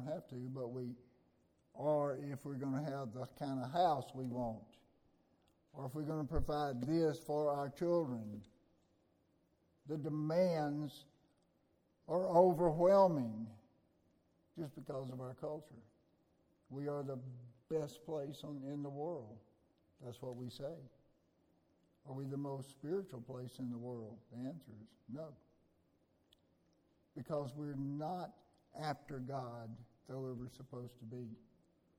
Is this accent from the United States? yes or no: yes; Mississippi, United States; I was a kid growing up in Galilee Baptist in Little Gloucester, Mississippi.